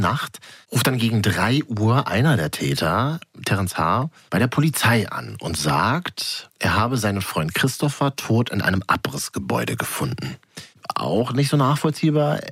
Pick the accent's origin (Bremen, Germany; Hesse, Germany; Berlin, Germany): Berlin, Germany; Ich bin ja gebürtiger Berliner, also Großstädter.